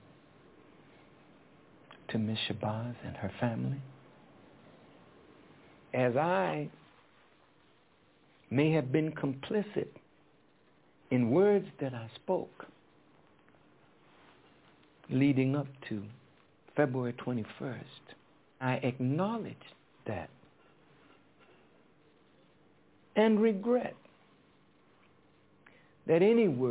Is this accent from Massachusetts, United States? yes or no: yes; Boston, Massachusetts, United States; I'm from Boston.